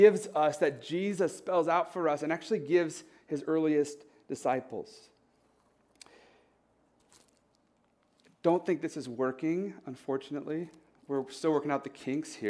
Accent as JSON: {"language": "English", "country": "United States", "tie": "born or raised there", "said": "Growing up in the United States"}